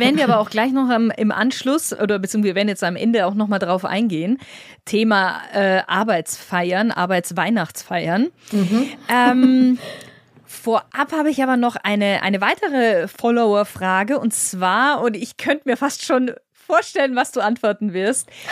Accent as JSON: {"language": "German", "country": "Germany", "said": "bei uns in Deutschland"}